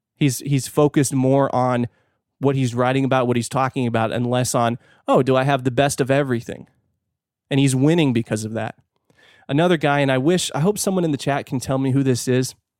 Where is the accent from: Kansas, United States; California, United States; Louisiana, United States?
California, United States; now in Fort Worth, United States; I'm from California